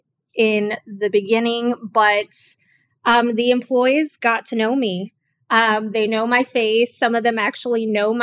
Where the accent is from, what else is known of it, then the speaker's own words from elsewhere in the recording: Miami, Florida, United States; I grew up in Miami, not in the best of areas in Miami.